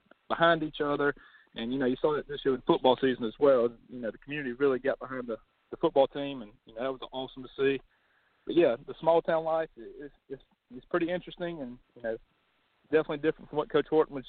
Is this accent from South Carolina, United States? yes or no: yes; Saluda, South Carolina, United States; Well, you know, born and raised in Saluda, graduated from Saluda High School in, you know, 2012